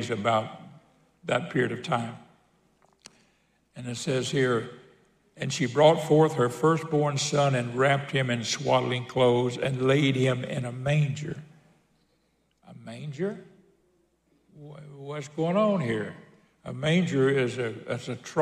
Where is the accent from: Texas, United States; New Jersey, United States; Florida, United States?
Florida, United States; Pensacola; when I was a kid growing up in Pensacola